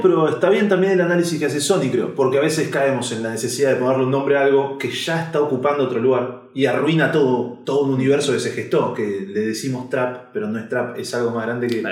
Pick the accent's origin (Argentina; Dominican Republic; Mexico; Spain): Argentina; soy argentino